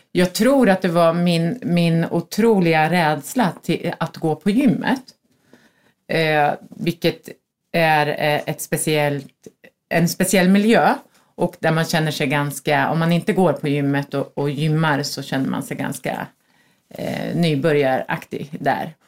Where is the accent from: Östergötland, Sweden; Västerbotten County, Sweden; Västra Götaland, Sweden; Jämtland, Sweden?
Östergötland, Sweden; Norrköping; also born or lived in Söderköping; now in Stockholm, Sweden; flyttade till Stockholm för tjugofem år sedan, tror jag, snart. Kommer från Norrköping och Söderköping, vilket hörs på min härliga dialekt